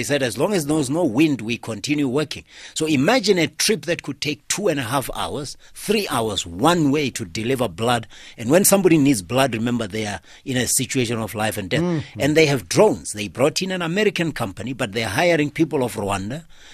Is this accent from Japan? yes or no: no; Limpopo, South Africa; I'm from Limpopo myself